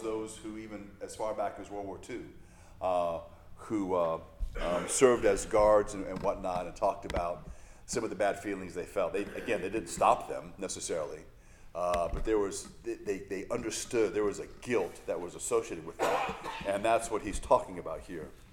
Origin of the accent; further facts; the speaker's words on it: United States; American Christians